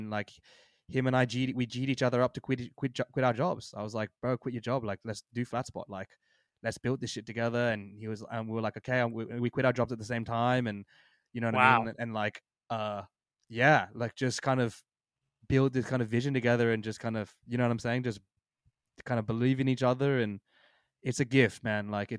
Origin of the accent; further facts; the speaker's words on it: Australia; We're literally from Australia, and you can't even leave your house.